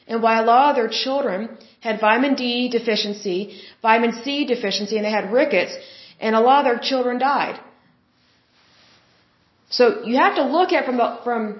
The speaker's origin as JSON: {"language": "English", "region": "Oklahoma", "country": "United States", "said": "I'm from Oklahoma and we're close to the border"}